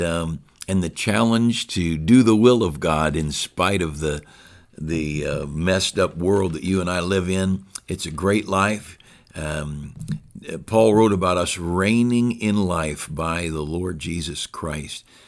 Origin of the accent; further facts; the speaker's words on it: United States; As an American